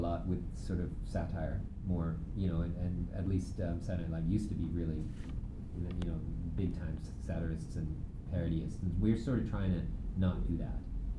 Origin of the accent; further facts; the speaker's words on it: Canada; also born or lived in England; I was born in England, but I was raised in Canada. I consider myself more Canadian than British.